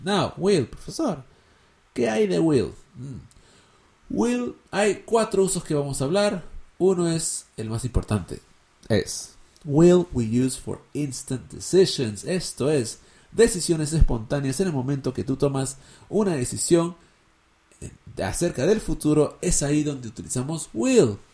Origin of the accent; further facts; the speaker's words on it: Peru; Yo soy peruano